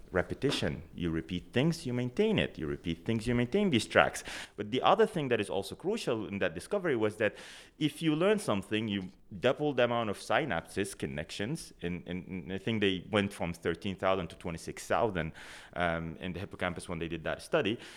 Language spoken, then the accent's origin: English; Sudan; moved away as an adult; now in Canada; I come from Sudan originally. That's where I did my undergraduate degree at the University of, uh, Khartoum